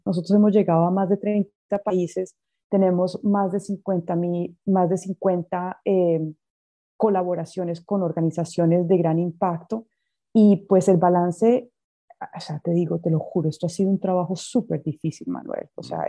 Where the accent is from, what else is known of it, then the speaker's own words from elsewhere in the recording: Coffee Axis, Colombia; also born or lived in United States; now in Mozambique; yo nací en Estados Unidos, pero de más o menos unos tres años mis padres se devolvieron a Colombia y yo me crié en la zona cafetera